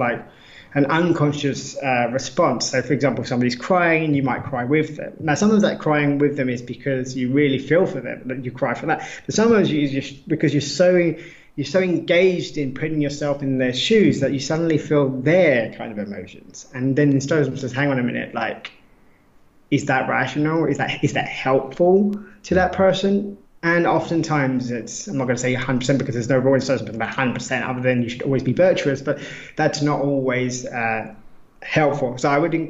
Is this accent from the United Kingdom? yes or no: yes; United Kingdom; now in Lisbon, Portugal; being British